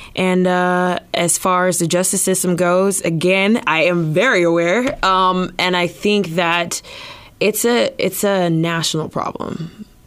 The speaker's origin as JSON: {"language": "English", "town": "Los Angeles", "region": "California", "country": "United States", "also_born_or_lived": "Arizona / Georgia", "moved": "as an adult", "lives_now": "Des Moines, United States", "said": "I'm originally from Los Angeles"}